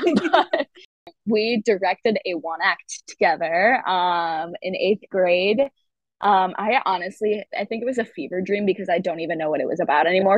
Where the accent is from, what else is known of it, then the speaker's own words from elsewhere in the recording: Grosse Pointe, Michigan, United States; moved away as an adult; also born or lived in Ann Arbor, Michigan; now in Los Angeles, United States; I grew up um, in Michigan. Grosse Pointe was Michigan